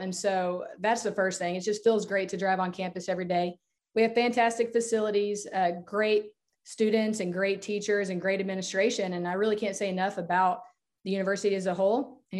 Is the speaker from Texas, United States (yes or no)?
yes; Lubbock, Texas, United States; So I grew up in Lubbock, Texas, a single parent family. So my mom raised my sister and I by herself.